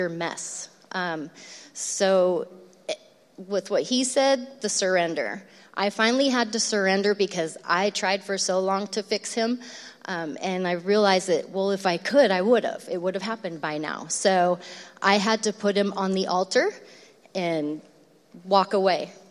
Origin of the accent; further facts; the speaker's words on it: Lodi, California, United States; we grew up in the Mayberry of Lodi. You know, Lodi doesn't seem like a scary, dark place.